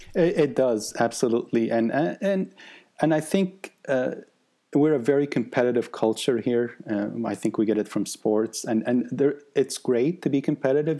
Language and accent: English; Egypt; now in United States; one in Egypt, and I was brought up in Egypt